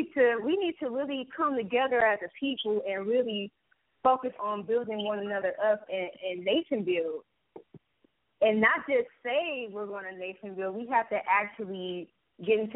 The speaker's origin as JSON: {"language": "English", "town": "Detroit", "region": "Michigan", "country": "United States", "tie": "born or raised there", "said": "I'm 20 years old, you know, born and raised in Detroit."}